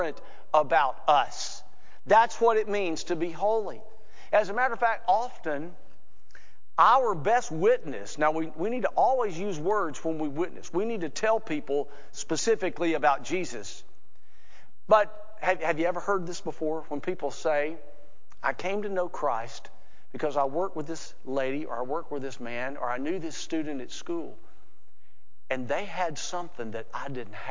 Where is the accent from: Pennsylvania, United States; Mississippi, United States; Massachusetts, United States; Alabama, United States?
Alabama, United States; I'm from Alabama.